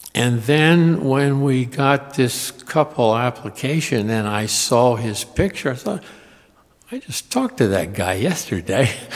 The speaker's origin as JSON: {"language": "English", "town": "Harrisburg", "region": "Pennsylvania", "country": "United States", "tie": "born or raised there", "moved": "yes", "lives_now": "Richmond, United States", "said": "I grew up in Harrisburg, which is not that far away"}